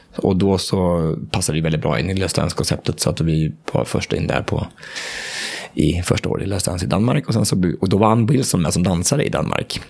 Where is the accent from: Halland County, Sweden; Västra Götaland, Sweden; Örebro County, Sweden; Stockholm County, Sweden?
Örebro County, Sweden; Hallsberg; moved away; hemma i Hallsberg, där jag kommer ifrån